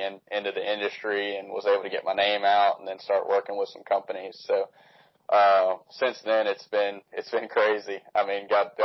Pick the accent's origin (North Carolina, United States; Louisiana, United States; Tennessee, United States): Louisiana, United States; Baton Rouge; I'm from Baton Rouge, Louisiana